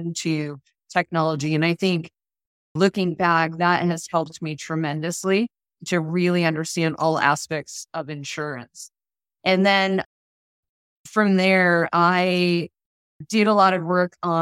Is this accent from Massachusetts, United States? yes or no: yes; Boston, Massachusetts, United States; now in Orlando, United States; I grew up in the Boston area